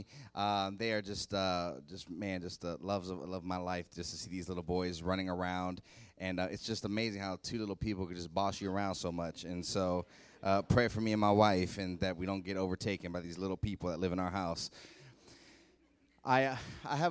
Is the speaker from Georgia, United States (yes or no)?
no; Youngstown, Ohio, United States; now in Columbus, United States; I'm from Youngstown originally, live in Columbus now